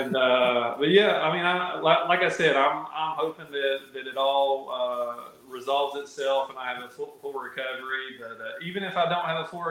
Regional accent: Tennessee, United States; the southern smallmouth, that I grew up catching in Tennessee

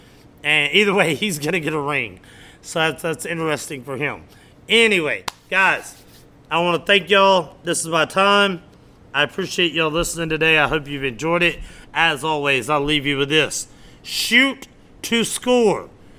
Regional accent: United States; we as American people

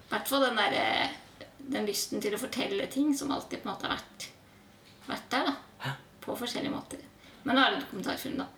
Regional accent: Oslo, Norway; jeg kommer fra Oslo. Mm. Vokste opp eh, i et gammelt

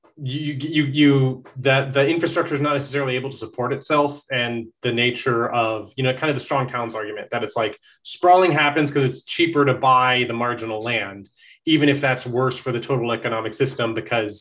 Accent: Conroe, Texas, United States; I grew up in Conroe, which is just a stone's throw away

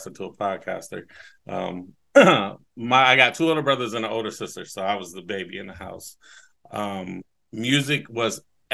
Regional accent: Newark, Ohio, United States; now in Columbus, United States; I am from the east end of Newark, Ohio, 740.

